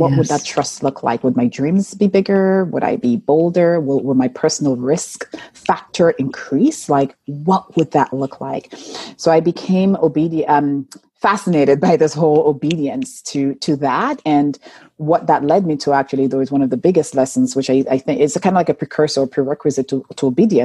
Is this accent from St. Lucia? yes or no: yes; St. Lucia; moved away; I was born and raised in St. Lucia in a tiny village called Baslaboe